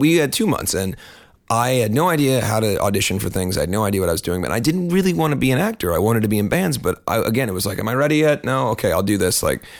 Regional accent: Midwest, United States; I'm from the Midwest. This is what I look like.

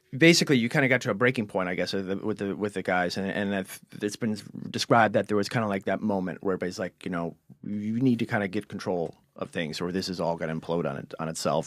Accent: Cleveland, Ohio, United States; accent: Cleveland; my Cleveland accent

